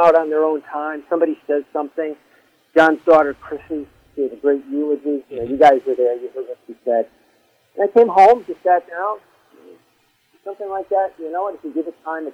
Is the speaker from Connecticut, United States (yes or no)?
yes; Southington, Connecticut, United States; I grew up in Southern.